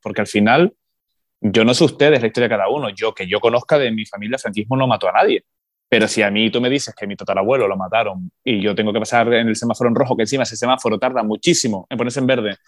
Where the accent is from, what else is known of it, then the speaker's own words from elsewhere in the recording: Canary Islands, Spain; como canarios